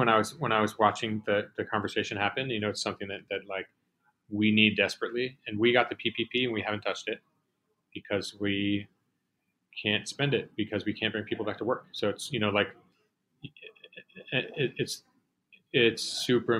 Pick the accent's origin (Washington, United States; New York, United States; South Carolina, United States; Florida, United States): New York, United States; New York City; I'm born and raised in Manhattan.